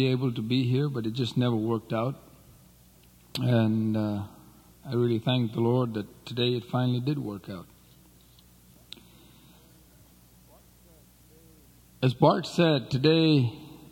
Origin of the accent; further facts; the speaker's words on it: Nepal; I was born in Nepal.